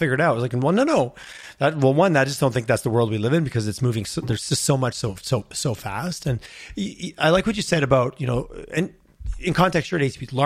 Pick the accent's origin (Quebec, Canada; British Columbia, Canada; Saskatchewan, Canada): Quebec, Canada; moved away; also born or lived in Montreal; I'm from Quebec many, many years ago. I lived in Montreal, but it's been 20 years.